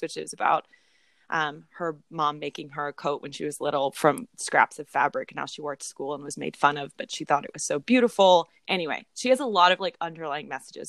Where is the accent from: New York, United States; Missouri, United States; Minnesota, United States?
Missouri, United States; Springfield; moved away; since I moved away from Springfield, Missouri, which is where we grew up.